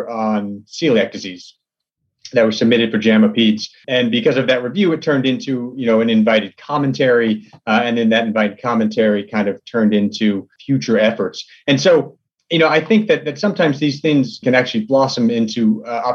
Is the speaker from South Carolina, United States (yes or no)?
no; Texas, United States; I'm from Texas. His first movie, Bottle Rocket, was filmed kind of in a neighborhood that I grew up